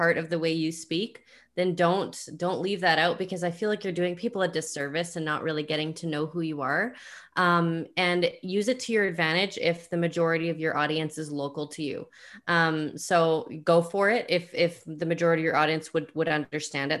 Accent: Canada; I'm Canadian

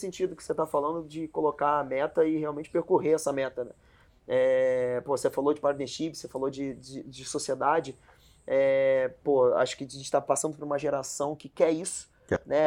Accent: Rio de Janeiro, Brazil; a gente é do Rio

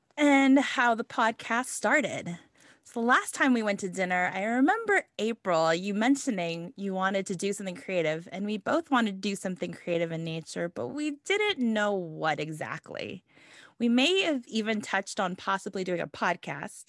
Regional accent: Los Angeles, California, United States; I'm Filipino American, and I was born and raised in L

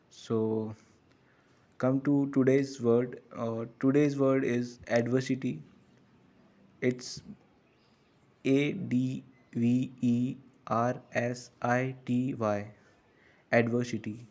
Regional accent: North India, India; English is a second language; I'm from North India

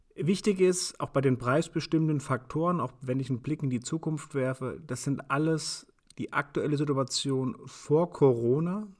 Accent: Germany; also born or lived in Frankfurt; bei uns in Deutschland

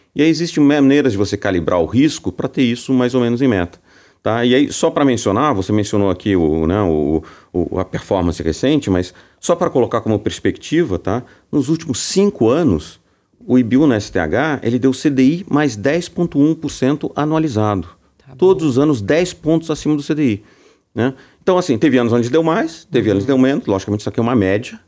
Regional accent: São Paulo, Brazil; eu sou paulista, né, de São Paulo

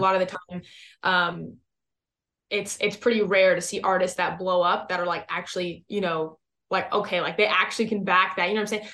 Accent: West Coast, United States; now in Texas, United States; I'm originally from the West Coast. So I, I mean, I grew up around, like, you know, some, like, legit beaches.

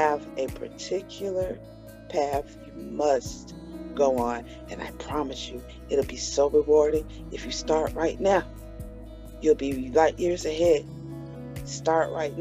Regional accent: Atlanta, Georgia, United States; I'm born and raised in Atlanta, Georgia

